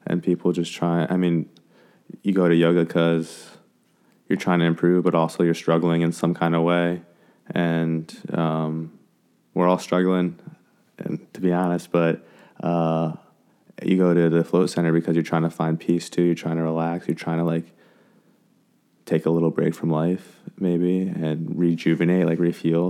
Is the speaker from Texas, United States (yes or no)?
no; Frederick, Maryland, United States; also born or lived in Blacksburg, Virginia / Thailand; I'm from Frederick, Maryland. We're in Frederick right now.